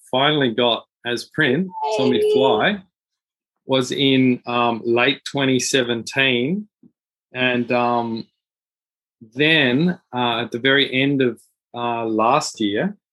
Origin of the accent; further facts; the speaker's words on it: Australia; I'm an Australian